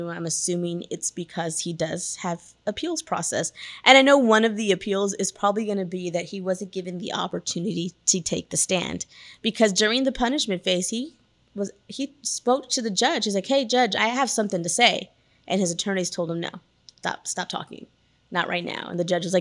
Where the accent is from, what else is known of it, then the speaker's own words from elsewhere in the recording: Wilson County, near Floresville, Texas, United States; I'm from Wilson County